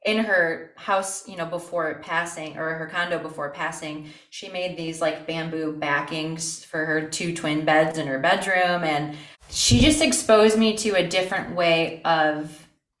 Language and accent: English; Toledo, Ohio, United States; I am from Toledo, South Toledo. I'm a little South Side baby. Toledo through and through